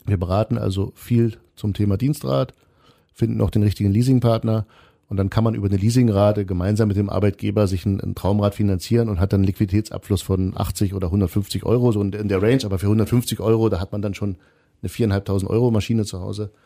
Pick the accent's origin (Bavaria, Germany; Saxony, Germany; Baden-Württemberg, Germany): Saxony, Germany; Kreischa; in Kreischer, wo ich herkomme